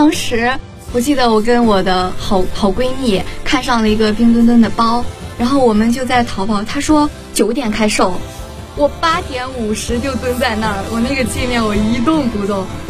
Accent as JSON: {"language": "Chinese", "country": "China", "said": "作为我们每一个中国人"}